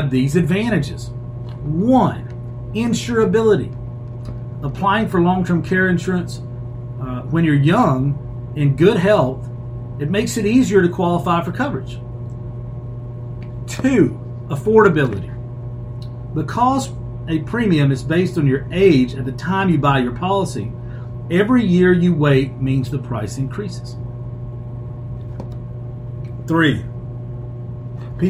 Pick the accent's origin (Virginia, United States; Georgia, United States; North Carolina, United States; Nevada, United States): North Carolina, United States; Shelby; Uptown Shelby, which is my hometown